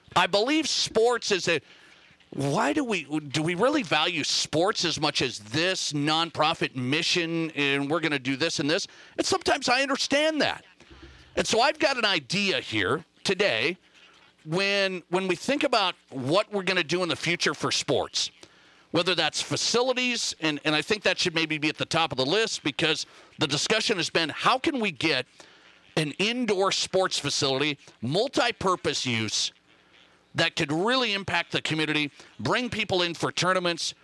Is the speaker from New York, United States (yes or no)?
no; Montana, United States; now in Rapid City, United States; my home state, Montana.